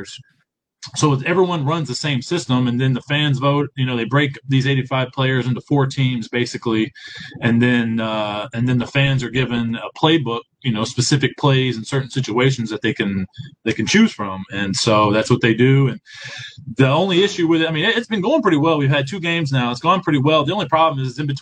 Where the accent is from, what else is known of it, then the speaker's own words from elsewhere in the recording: Baytown, Texas, United States; moved away as an adult; I have a job back in my hometown in Baytown